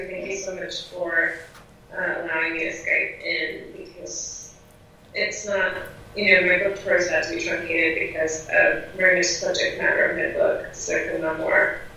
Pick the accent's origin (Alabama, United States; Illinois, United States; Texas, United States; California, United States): California, United States; Southern; moved away as an adult; also born or lived in Iran / New York; I grew up in Southern California and I was born in Iran.